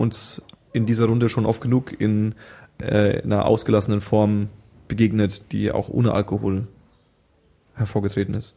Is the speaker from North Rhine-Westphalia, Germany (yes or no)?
no; Franconia, Bavaria, Germany; now in Berlin, Germany; wo ich herkomme, aus Franken